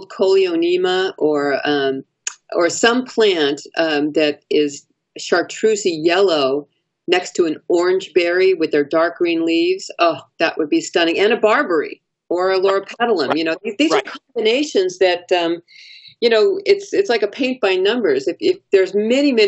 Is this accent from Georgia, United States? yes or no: no; Los Angeles, California, United States; now in Sacramento, United States; I'm originally from Los Angeles.